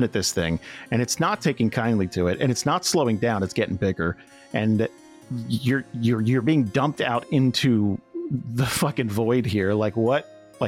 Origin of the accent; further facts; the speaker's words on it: United States; I'm an American